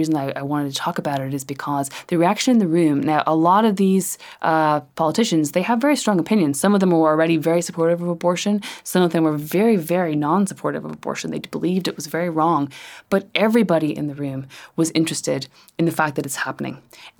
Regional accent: Ireland; You know, when I was growing up in Ireland, no one could mention the word abortion.

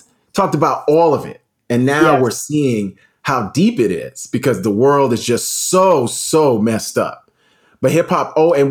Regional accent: New York City, New York, United States; also born or lived in Brooklyn; These are people who I grew up in Southside Jamaica, Queens with. There were no white people in Southside Jamaica, Queens.

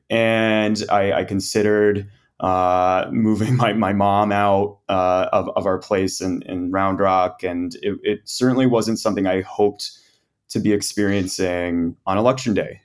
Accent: Texas, United States; as a Texan, as an American

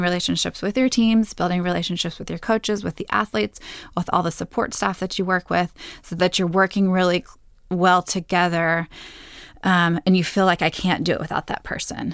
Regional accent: Texas, United States; moved away as an adult; also born or lived in San Diego, California; I'm a Texan

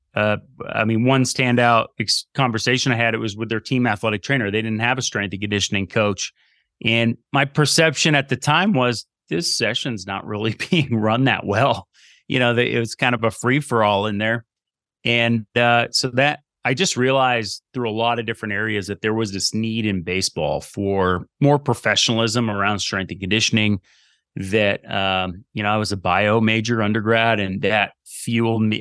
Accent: Burlington, Vermont, United States; moved away as an adult; I grew up in Burlington, Vermont

